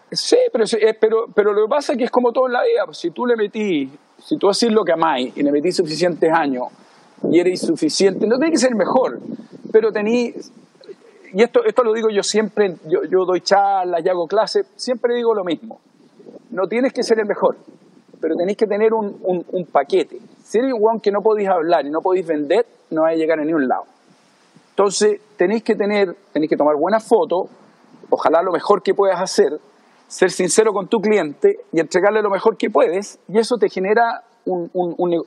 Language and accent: Spanish; Chile; moved away as an adult; also born or lived in Miami / Los Angeles / South Africa / Europe; now in Maui, United States; Yo me fui de Chile por ahí por el 90 y creo que el 93 o 94.